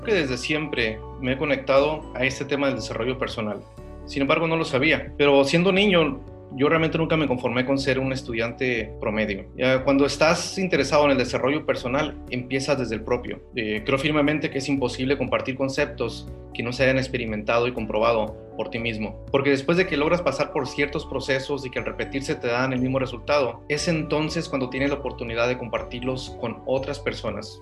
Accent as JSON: {"language": "Spanish", "region": "Durango", "country": "Mexico", "tie": "born or raised there", "also_born_or_lived": "Ciudad Juárez, Mexico", "moved": "as an adult", "lives_now": "United States", "said": "humano que emigró de México a Estados Unidos, originario de, de un pueblo pequeño de Durango"}